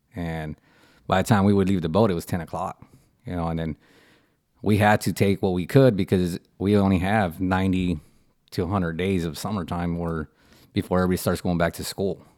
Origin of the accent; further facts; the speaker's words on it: Port Isabel, Texas, United States; I'm from Port Isabel. Uh, you know, uh, born and raised